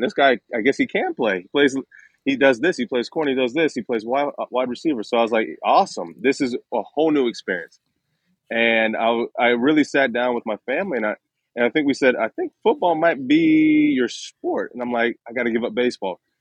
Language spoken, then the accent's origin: English; Dayton, Ohio, United States; moved away as an adult; also born or lived in Columbus, Ohio / Philadelphia; grew up i was one of nine kids uh, i was the youngest boy and um, back in dayton ohio